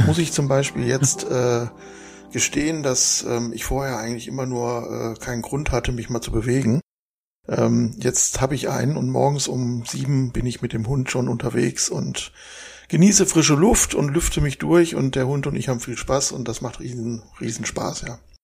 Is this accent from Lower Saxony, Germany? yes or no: no; Essen, North Rhine-Westphalia, Germany; also born or lived in Saarland; now in Krefeld, Germany; bin da geboren, bin dann in Essen im Ruhrgebiet aufgewachsen